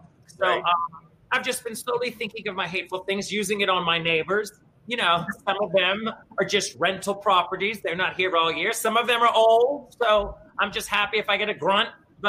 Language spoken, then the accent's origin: English; New Orleans, Louisiana, United States; also born or lived in New York; now in Palm Springs, United States; I can deal with the heat because I'm from New Orleans.